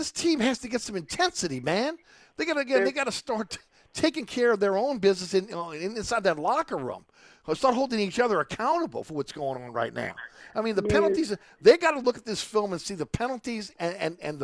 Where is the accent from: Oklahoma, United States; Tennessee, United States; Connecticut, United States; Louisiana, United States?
Louisiana, United States; New Orleans; growing up in New Orleans